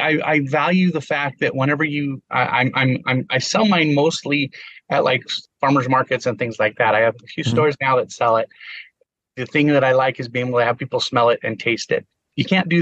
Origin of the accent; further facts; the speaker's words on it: Rancho Cucamonga, California, United States; I grew up in Cucamonga